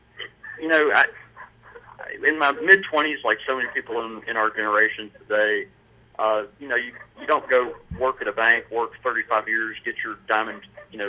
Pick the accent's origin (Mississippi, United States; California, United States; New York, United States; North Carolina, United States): Mississippi, United States; Brandon; I grew up in a little community outside of Jackson called Brandon